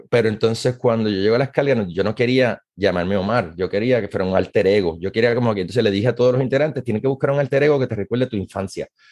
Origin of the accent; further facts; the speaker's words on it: Puerto Rico; moved away as an adult; now in Maryland, United States; Como muchos puertorriqueños